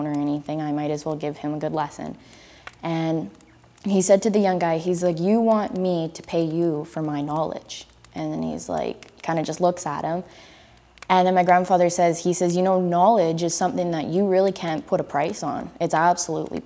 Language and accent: English; Lillooet, British Columbia, Canada; now in Coquitlam, Canada; I am from the Stadtliam Nation in Lillooet, BC, which is in the southern interior, specifically from the Huchlip community that's also known as Fountain